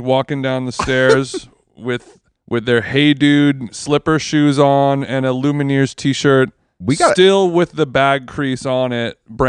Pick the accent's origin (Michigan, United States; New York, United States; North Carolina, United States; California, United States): California, United States; Orange County; I'm from Orange County